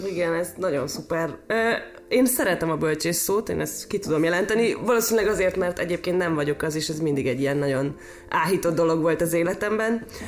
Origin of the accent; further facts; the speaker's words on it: Győr, Győr-Moson-Sopron, Hungary; moved away as an adult; now in Budapest, Hungary; már gimiben elkezdtem színjátszózni, ez még Győrben, aztán amikor felkerültem Pestre